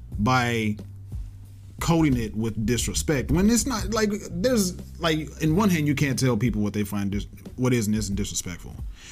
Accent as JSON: {"language": "English", "country": "United States", "said": "Because I'm from America, right? From America first"}